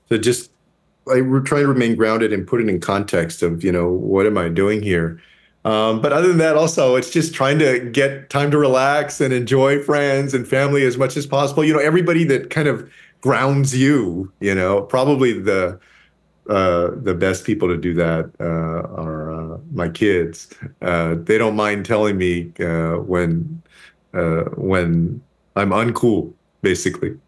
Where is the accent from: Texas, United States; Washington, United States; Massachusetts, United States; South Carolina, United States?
Texas, United States; my home state of Texas